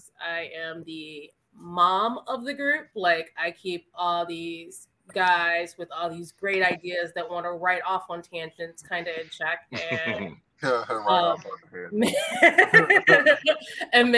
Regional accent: Cleveland Heights, Ohio, United States; I come from Cleveland Heights. We're super diverse.

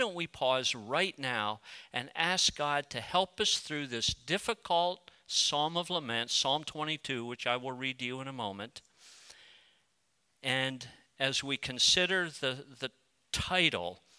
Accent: United States; also born or lived in Colorado; I'm a proud patriotic American

